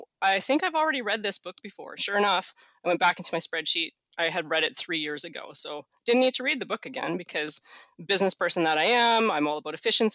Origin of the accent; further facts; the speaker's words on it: Canada; being Canadian